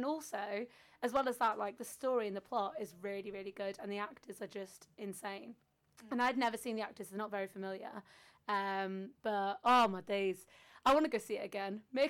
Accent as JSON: {"language": "English", "region": "North Wales", "country": "United Kingdom", "said": "I'm from North Wales."}